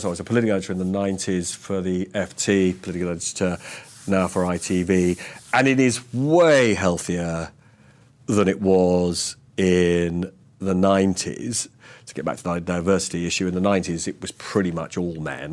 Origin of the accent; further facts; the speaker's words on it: London, United Kingdom; I grew up and live in North London